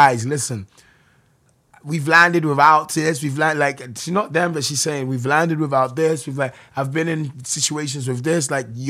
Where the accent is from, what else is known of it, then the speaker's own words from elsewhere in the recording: London, United Kingdom; accent: weird New York London; moved away as an adult; also born or lived in New York; Brixton, South London.